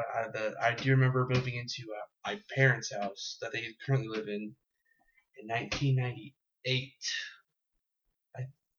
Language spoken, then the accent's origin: English; Jefferson City, Missouri, United States; moved away as an adult; also born or lived in Ocala, Florida; moved up here when I was 2 to Jeff City. And then lived there in Jeff City from the time I was 2 years old until I was 20. Then moved up here to Columbia.